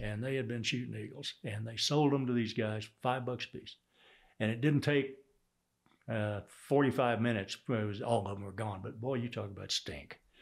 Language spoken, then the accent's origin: English; Houston, Texas, United States; accent: Texas; also born or lived in Sand Springs, Oklahoma; I grew up in Texas.